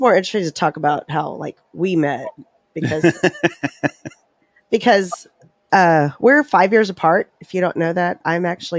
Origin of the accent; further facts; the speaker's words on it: Uvalde, Texas, United States; Well, I was actually born and raised in Uvalde, Texas, and up until, I don't know, about almost 2 months ago, people didn't know where that was.